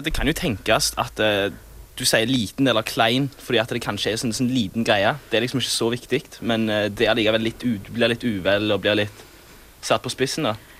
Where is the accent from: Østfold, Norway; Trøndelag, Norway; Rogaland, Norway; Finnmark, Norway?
Rogaland, Norway; Sola; Jeg er da fra Sola. Det ligger rett ved Stavanger.